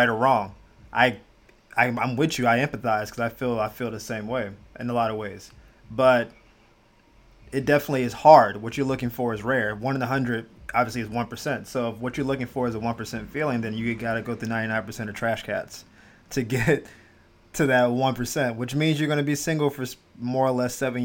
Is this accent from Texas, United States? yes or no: no; Florida, United States; moved away as an adult; also born or lived in Jacksonville / Miami / Gainesville; I'm born and raised in Florida, all around Jacksonville, Miami, all that good stuff. Gainesville